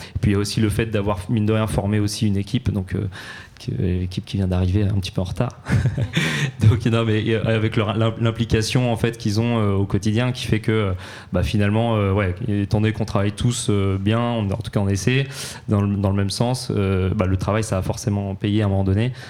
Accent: Normandy, France; now in Paris, France; chez nous en Normandie ou ici à Paris

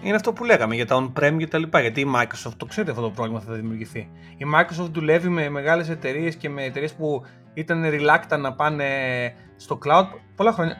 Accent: Greece; όταν ήμασταν παιδιά, νομίζω στην Ελλάδα γενικά ήμασταν πιο πολύ DC παρά Marvel

